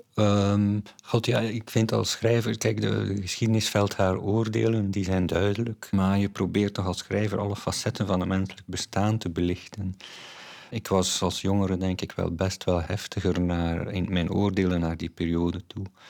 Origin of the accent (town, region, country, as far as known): Flanders, Belgium